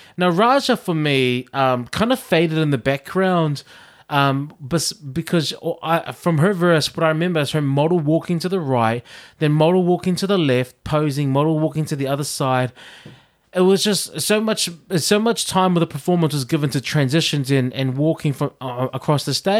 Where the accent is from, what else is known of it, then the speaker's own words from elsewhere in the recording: Auckland, New Zealand; I was from South Auckland.